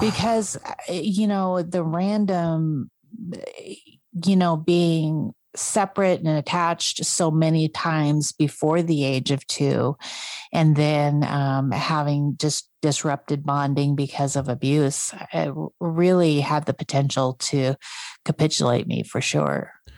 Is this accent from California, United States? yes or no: no; North Idaho, United States; also born or lived in South Korea; I was raised in North Idaho